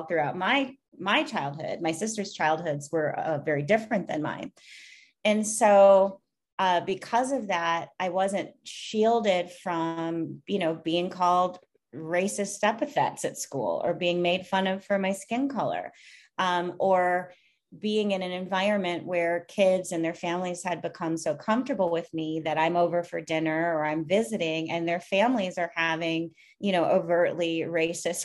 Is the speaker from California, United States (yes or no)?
no; Minnesota, United States; growing up in Minnesota, I grew up in a predominantly white suburb.